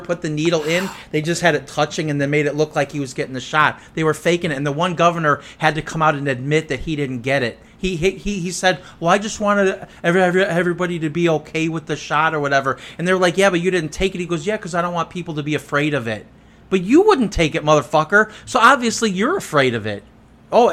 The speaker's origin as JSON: {"language": "English", "country": "United States", "said": "I am an American"}